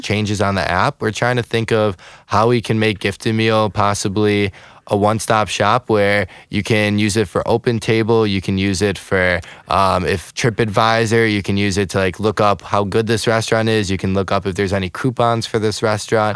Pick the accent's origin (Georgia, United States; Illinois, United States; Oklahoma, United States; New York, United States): Illinois, United States; Chicago; moved away as an adult; also born or lived in Russia (ancestry); now in St. Louis, United States; I'm I'm originally from Chicago suburbs.